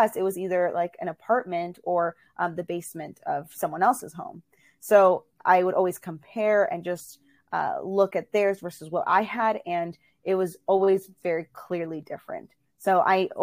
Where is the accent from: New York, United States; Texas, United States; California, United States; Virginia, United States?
Virginia, United States; also born or lived in Illinois; I was born in Illinois, and then we moved over to Virginia, and that's where I was raised.